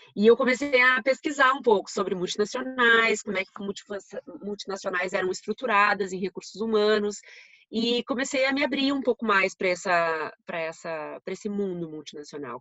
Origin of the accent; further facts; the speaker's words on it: Rio Grande do Sul, Brazil; accent: gaúcho; moved away; em Porto Alegre, dá para ver pelo meu sotaque, né? Sou gaúcha.